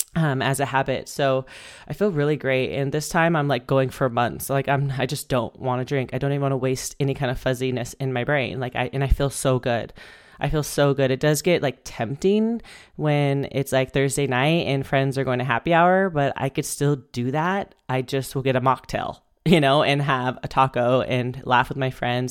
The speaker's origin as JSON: {"language": "English", "town": "Bakersfield", "region": "California", "country": "United States", "tie": "born or raised there", "also_born_or_lived": "Spain", "moved": "as an adult", "said": "I moved home to Bakersfield, my hometown."}